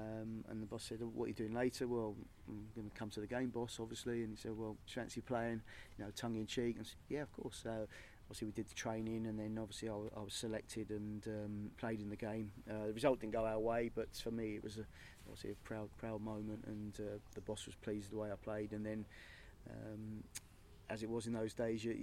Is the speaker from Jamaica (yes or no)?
no; St Albans, East of England, United Kingdom; I'm from St Albans